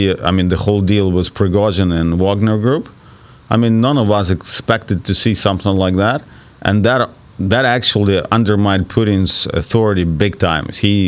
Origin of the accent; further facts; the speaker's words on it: Ukraine; I grew up in Soviet Union.